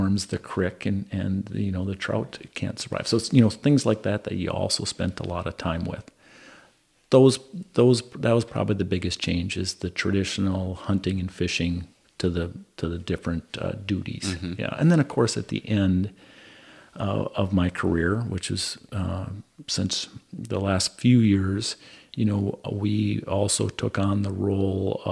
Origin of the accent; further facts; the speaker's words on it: Winona, Minnesota, United States; also born or lived in Southeast Indiana / Hennepin County, Minnesota; I left Winona, graduated high school in Winona in 1986, left, and I came back here in 2003